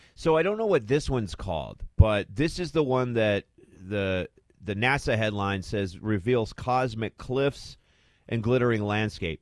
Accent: Arizona, United States; growing up in Arizona

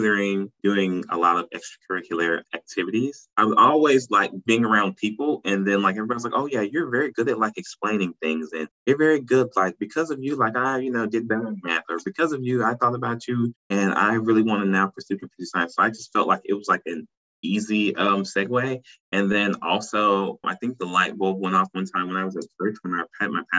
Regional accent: St. Louis, Missouri, United States; also born or lived in Nashville, Tennessee; now in South Carolina, United States; I'm originally from St. Louis, Missouri.

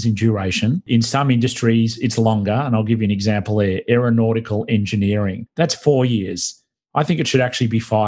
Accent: Australia; accent: Australian; now in United States; my homeland, Australia, I'm not from Brooklyn. This is not a Brooklyn accent. This is an Australian accent.

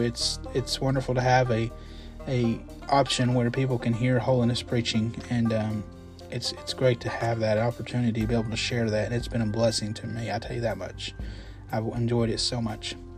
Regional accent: Kentucky, United States; I'm from Kentucky

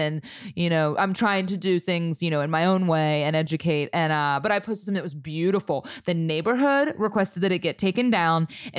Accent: Ohio, United States; I mean, I'm from Ohio

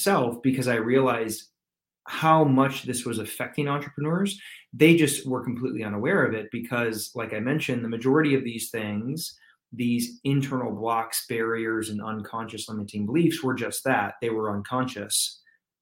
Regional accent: Michigan, United States; also born or lived in California; now in Atlanta, United States; I'm originally from Michigan, believe it or not, but I reside in Atlanta, Georgia these days

